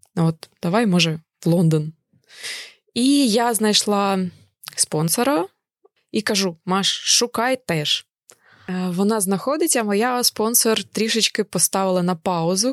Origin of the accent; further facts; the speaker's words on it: Kharkiv, Kharkiv Oblast, Ukraine; moved away as an adult; also born or lived in Kyiv; now in United Kingdom; я народилася у Харкові але вже багато років е, жила у Києві